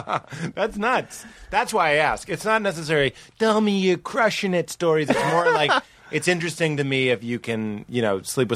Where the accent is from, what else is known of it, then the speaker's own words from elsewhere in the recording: United States; That's what you did. Because I'm an American.